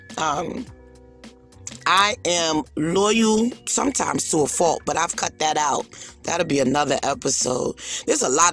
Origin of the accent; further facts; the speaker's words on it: New York City, New York, United States; I'm from Brooklyn